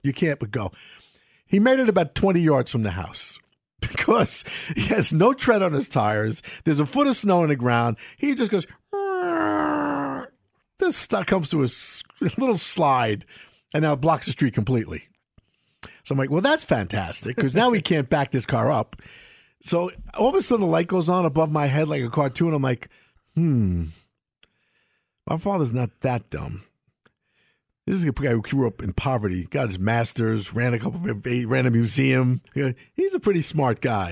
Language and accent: English; New York City, New York, United States; moved away; also born or lived in Washington; the same house I grew up in Brooklyn, New York.